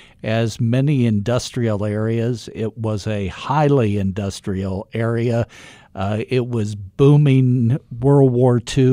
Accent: Dayton, Ohio, United States; my situation when I grew up around the Dayton, Ohio area. First generation college students.

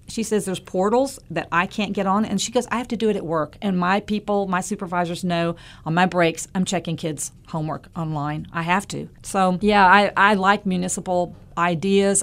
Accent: Western North Carolina, United States; I'm from Western North Carolina. I'm from some serious mountains. I'm from Mount Mitchell area.

